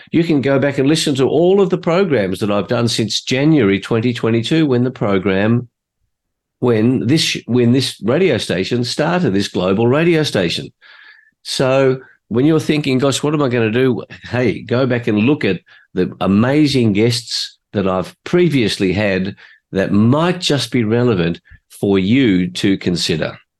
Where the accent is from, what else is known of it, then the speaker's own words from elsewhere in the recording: Australia; I was born in Australia. My parents were both migrants from Hungary